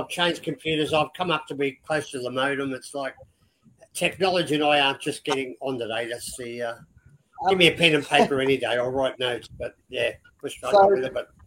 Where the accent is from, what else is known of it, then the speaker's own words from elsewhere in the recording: Sydney, New South Wales, Australia; moved away as an adult; now in Queensland, Australia; I am a cockroach. I was born and bred in Leichhardt